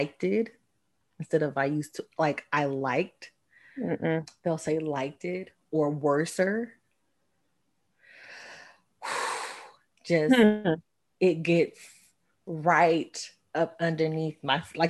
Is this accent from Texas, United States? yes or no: yes; Texas, United States; I say y'all because I'm from Texas and y'all is a Texas slang